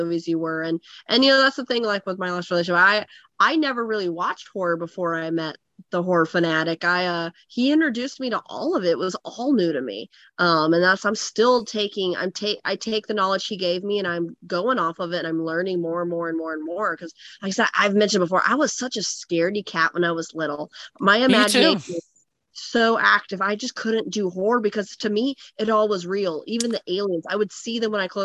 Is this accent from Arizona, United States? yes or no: yes; Phoenix, Arizona, United States; I grew up in Phoenix, Arizona in the desert